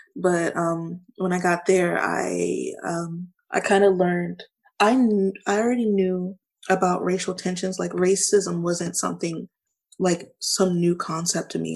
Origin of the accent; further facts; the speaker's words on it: Baltimore, Maryland, United States; also born or lived in California / Savannah / Fort Stewart / El Paso; Baltimore is technically technically the place that I was raised. I moved there six months after my life started